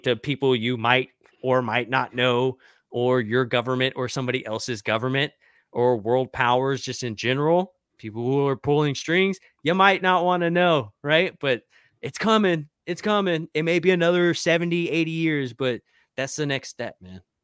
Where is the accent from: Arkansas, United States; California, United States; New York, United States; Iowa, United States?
Arkansas, United States; my hometown up in, like, Arkansas.